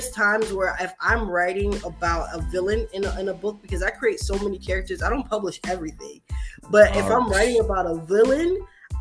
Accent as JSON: {"language": "English", "town": "Miami", "region": "Florida", "country": "United States", "said": "I'm from Miami, but my dad's side is from like a country part of Jacksonville and you know, Florida"}